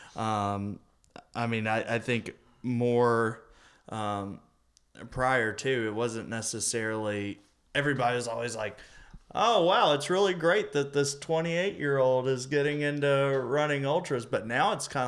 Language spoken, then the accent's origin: English; Kentucky, United States; I was born in Kentucky, lived in Kentucky, went to college in Kentucky, pretty much been in Kentucky